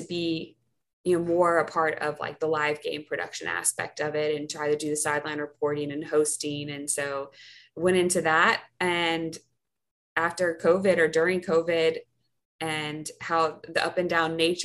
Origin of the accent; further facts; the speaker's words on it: North Carolina, United States; moved away as an adult; now in New Orleans, United States; I'm from North Carolina.